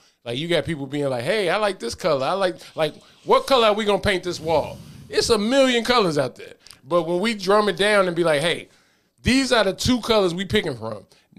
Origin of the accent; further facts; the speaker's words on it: Pittsburgh, Pennsylvania, United States; People have a fan of the Cowboys, but I'm from Pittsburgh.